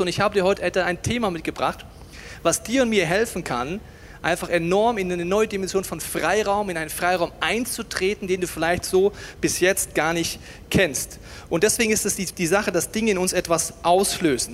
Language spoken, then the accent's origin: German; Germany; als Deutscher